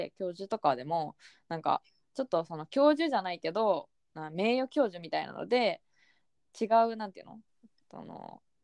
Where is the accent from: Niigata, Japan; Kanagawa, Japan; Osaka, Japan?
Kanagawa, Japan; Yokohama; now in Tokyo, Japan; 浜っ子横浜生まれ